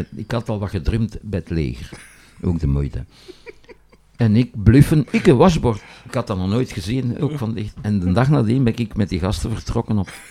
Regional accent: Boom, Flanders, Belgium; ik kom uit Boom, dat is een eenvoudige arbeidersstreek

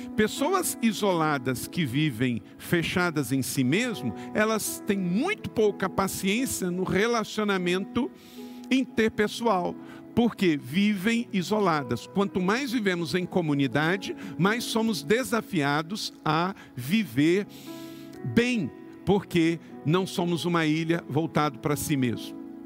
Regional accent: Macaé, Rio de Janeiro, Brazil; Eu nasci em Córrego do Ouro quinto distrito de Macaé, no interior do estado do Rio

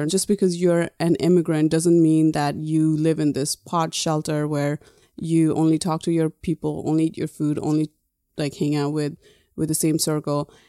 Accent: Nepal; moved away; when I was growing up in Nepal, everybody thought I was foreigner.

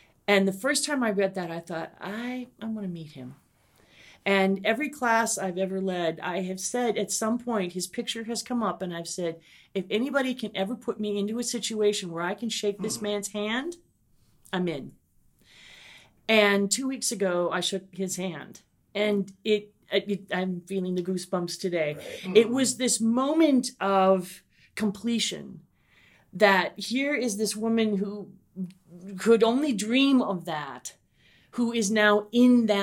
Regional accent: Minnesota, United States; moved away as an adult; now in Savannah, United States; I'm from Minnesota

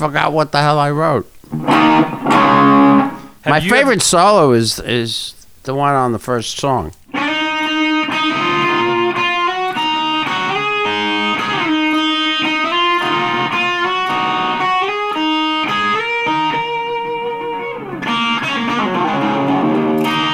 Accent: New York City, New York, United States; I'm from the Bronx

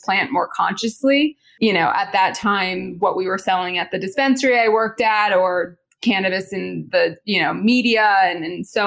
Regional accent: New Jersey, United States; moved away as an adult; I grew up in Jersey.

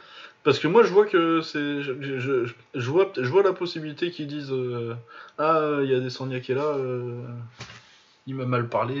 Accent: France; on est français

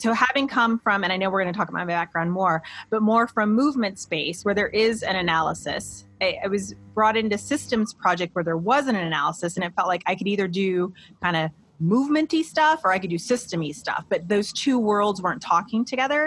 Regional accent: Midwest, United States; also born or lived in Iowa / Columbus, Ohio; being a Midwesterner, right? I have lived in Iowa and Ohio. Those are the only two places I've ever lived in my whole life

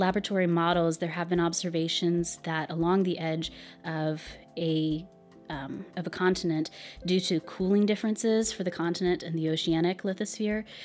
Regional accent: United States; I'm an American

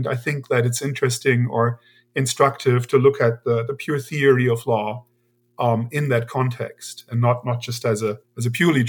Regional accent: Germany; So I'm originally from Germany

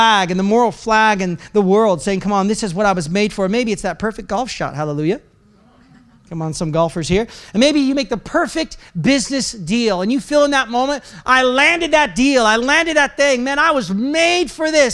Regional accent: Oregon, United States; I'm from Oregon.

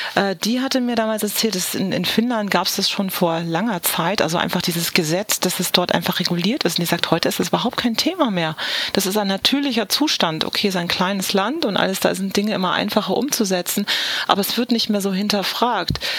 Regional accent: Southern Germany, Germany; ich bin in Süddeutschland aufgewachsen

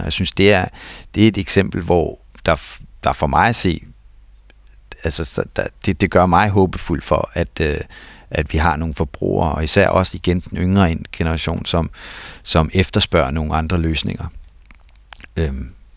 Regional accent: Denmark; som danskere

